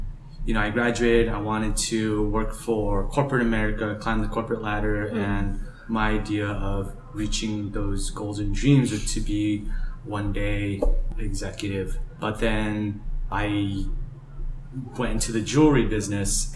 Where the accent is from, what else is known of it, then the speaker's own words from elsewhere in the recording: Java, Indonesia; now in Los Angeles, United States; I'm originally from Java, Indonesia, but now live here in Los Angeles, California.